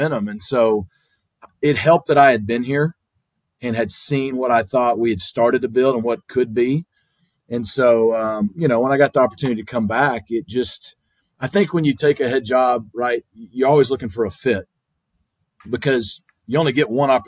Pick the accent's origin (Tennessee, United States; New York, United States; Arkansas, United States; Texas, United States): Arkansas, United States; Springdale; moved away as an adult; now in Dallas, United States; I grew up in Springdale, and I was a seventh grader when Gus came to my high school